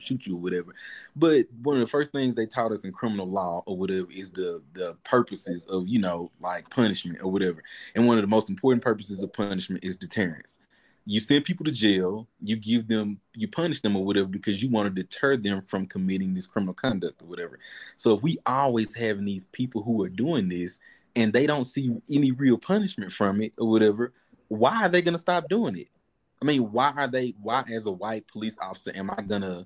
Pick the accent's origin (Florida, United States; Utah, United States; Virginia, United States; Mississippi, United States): Mississippi, United States; Jackson; We come from Jackson, though, and Jackson is, you know, one of the most liberal spots in Mississippi